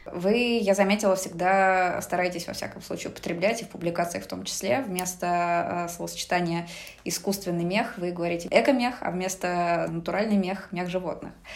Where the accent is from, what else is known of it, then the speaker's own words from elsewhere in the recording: Moscow, Russia; moved away as an adult; now in Saint Petersburg, Russia; я сама из Москвы